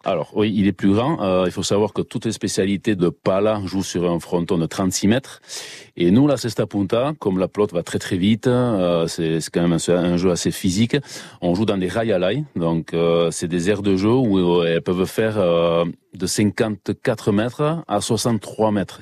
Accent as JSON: {"language": "French", "area": "Basque Country", "region": "Nouvelle-Aquitaine", "country": "France", "also_born_or_lived": "Bidart", "said": "je suis basque, j'ai le caractère, le, nez, euh, tout ce qu'il faut"}